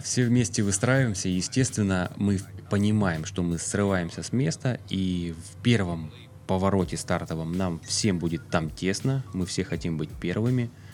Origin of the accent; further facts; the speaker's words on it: Russia; я никогда не скрывал свою национальность, да, я русский, я горжусь этим